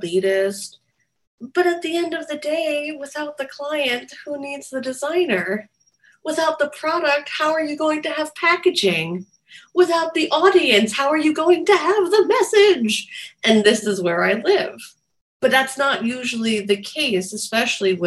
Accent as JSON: {"language": "English", "region": "New Jersey", "country": "United States", "also_born_or_lived": "New York", "said": "I'm from New Jersey"}